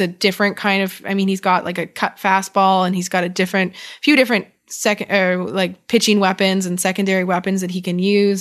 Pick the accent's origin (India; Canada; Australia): Canada; accent: Canadian; I just said both like a real Canadian